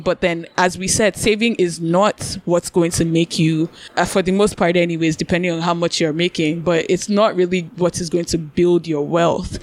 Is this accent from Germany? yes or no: no; Nigeria; we're Nigerian